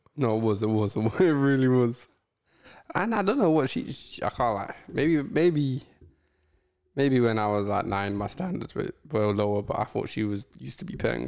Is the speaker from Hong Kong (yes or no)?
no; England, United Kingdom; accent: English; I had an Eng- English accent.